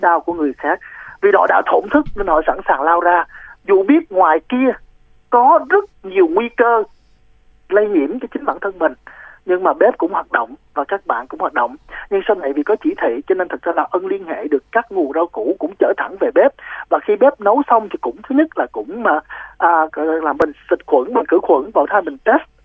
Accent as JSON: {"language": "Vietnamese", "region": "Ho Chi Minh City", "country": "Vietnam", "said": "mình là người sài gòn"}